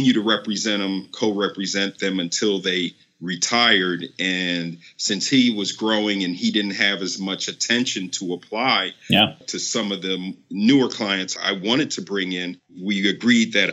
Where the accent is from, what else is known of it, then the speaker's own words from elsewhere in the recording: Nigeria; I'm Nigerian and I once played for the Nigerian national team in 1998